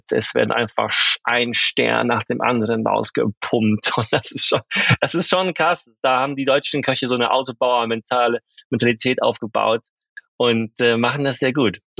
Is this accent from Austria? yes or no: no; Sweden; now in Germany; mit meinem Background und so weiter, als halt, Schwede bin ich auch sehr oft in Skandinavien